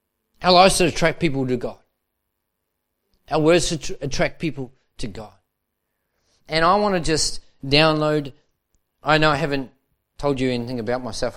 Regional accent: Manukau, Auckland, New Zealand; moved away as an adult; now in Melbourne, Australia; I was involved in the church life there in Manukau. And then at 19 and a half, we moved as a family to Melbourne, Australia

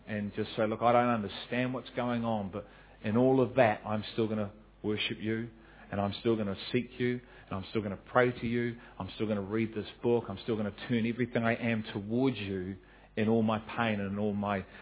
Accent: New Zealand; as a New Zealander

